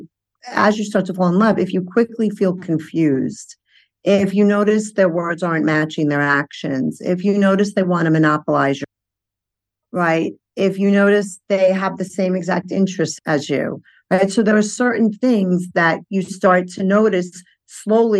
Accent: New York City, New York, United States; I grew up in Brooklyn

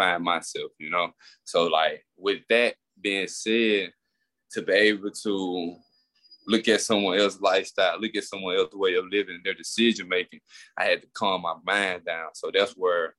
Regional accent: Queensburg, Mississippi, United States; me growing up in Queensburg, facing all those tough things

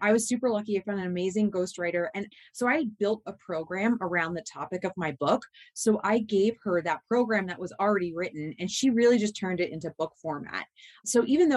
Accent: United States; we're both from Southern New Jersey, Delaware

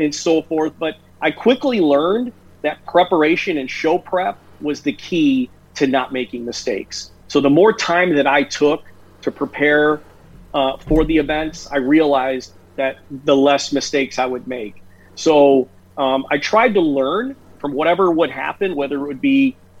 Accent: Chicago, Illinois, United States; I grew up in the Chicago area

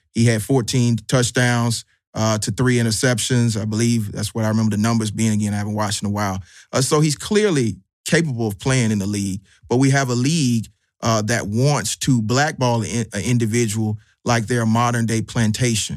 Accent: Atlanta, Georgia, United States; I'm from Southwest Atlanta.

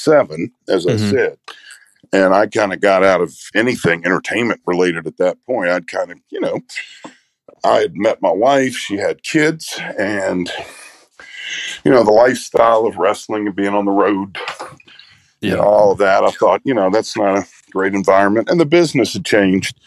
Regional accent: United States; Growing up in the Great Smoky Mountains

